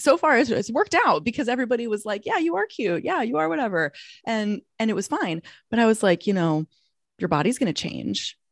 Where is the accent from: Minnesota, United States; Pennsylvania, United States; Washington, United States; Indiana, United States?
Minnesota, United States; moved away as an adult; now in Los Angeles, United States; I'm from Minnesota originally